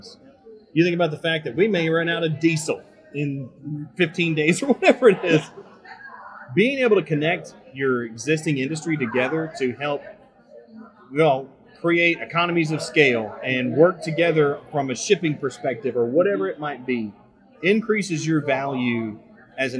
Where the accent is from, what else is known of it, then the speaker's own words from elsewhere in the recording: Kentucky, United States; moved away; I'm from Kentucky originally.